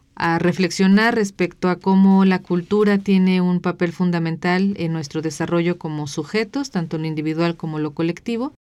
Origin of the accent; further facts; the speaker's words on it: Michoacán, Mexico; Michoacán, ¿no? Que es de donde yo soy.